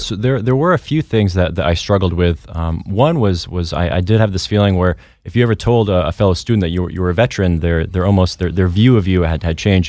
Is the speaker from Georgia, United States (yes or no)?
no; Vermont, United States; born and raised in Vermont.